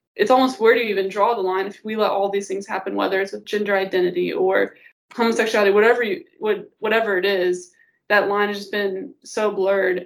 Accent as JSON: {"language": "English", "town": "Auburn", "region": "Illinois", "country": "United States", "tie": "born or raised there", "said": "I'm from Auburn, Illinois. Um, my dad's a pastor at Meadowbrook Baptist Church, um, and I've been there since I was about one years old"}